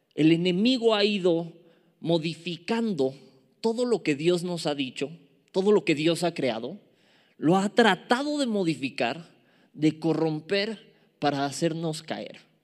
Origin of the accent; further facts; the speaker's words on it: Mexico City, Mexico; accent: chilango; me agarra lo chilango, me agarra lo chilango, me gana y a veces mi lenguaje no es el más pulcro